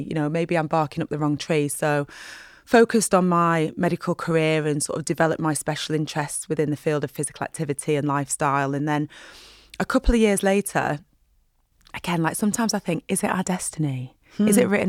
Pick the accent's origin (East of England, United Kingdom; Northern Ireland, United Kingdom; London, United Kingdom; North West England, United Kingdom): North West England, United Kingdom; Burnley; And because I'm from Burnley, I'm sure the guy who does that advert is from Burnley. And my accent's changed a bit over the years.